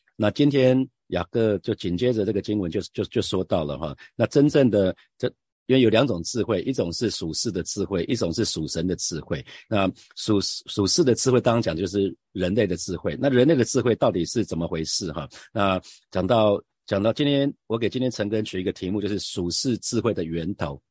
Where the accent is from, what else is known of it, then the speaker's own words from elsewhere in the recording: Hsinchu, Taiwan; 我在新竹出生